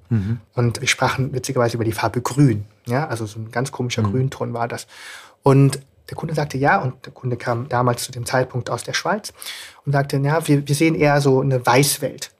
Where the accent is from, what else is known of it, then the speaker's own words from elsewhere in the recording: Germany; Ich bin in Deutschland aufgewachsen